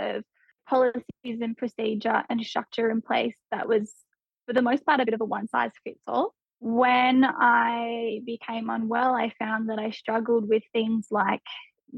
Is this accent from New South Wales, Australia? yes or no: yes; Hunter Valley, near Newcastle, New South Wales, Australia; also born or lived in Tamworth, New South Wales / Melbourne, Victoria; moved in near Newcastle in the Hunter Valley, so it's about an hour in from the beach. Lived there for most of my childhood.